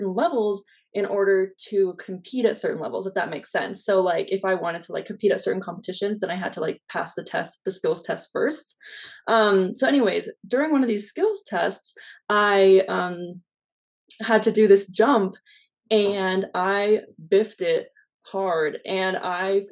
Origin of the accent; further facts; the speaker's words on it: Denver, Colorado, United States; I'm from Denver, Colorado